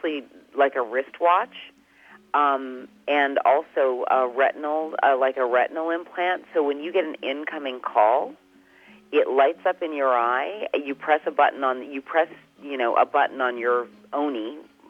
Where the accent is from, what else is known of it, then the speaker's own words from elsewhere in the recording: Canada; being Canadian